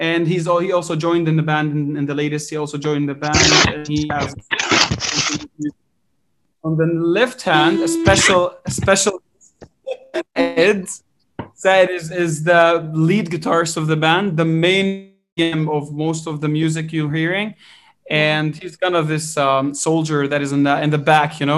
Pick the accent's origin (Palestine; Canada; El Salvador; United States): Palestine; Gaza, Gaza Strip; we are a rock band coming from Gaza